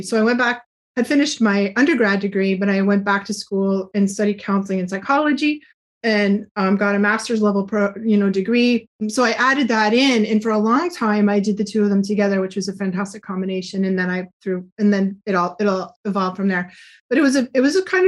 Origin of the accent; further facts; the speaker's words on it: New England, United States; I'm from New England, so it's really hard for me to talk without swearing